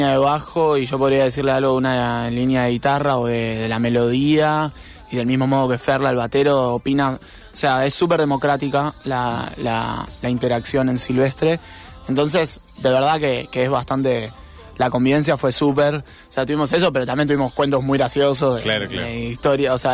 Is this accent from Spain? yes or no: no; Argentina; como buen argentino